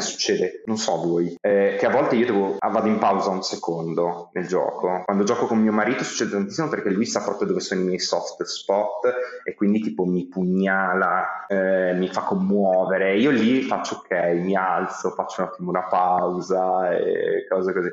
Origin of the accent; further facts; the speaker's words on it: Modena, Emilia-Romagna, Italy; moved away as an adult; now in Bologna, Italy; io sono di Modena e mi sono trasferito a Bologna che ero appena maggiorenne